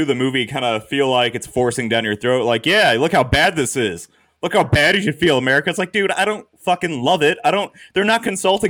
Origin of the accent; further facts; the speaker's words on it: United States; We're American.